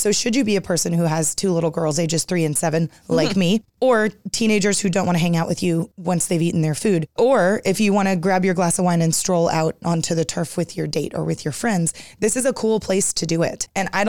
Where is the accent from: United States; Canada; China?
United States; Plano, Texas; now in Dallas, United States; I grew up in Plano. I live in Dallas now